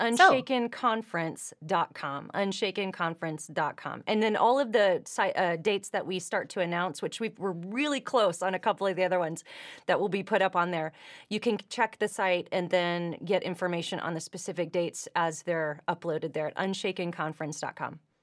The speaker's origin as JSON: {"language": "English", "region": "California", "country": "United States", "moved": "as an adult", "lives_now": "Nashville, United States", "said": "I come from California"}